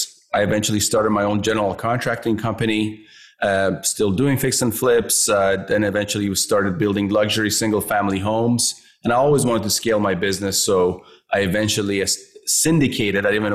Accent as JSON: {"language": "English", "town": "Vancouver", "region": "British Columbia", "country": "Canada", "tie": "born or raised there", "said": "I grew up here in Vancouver as well"}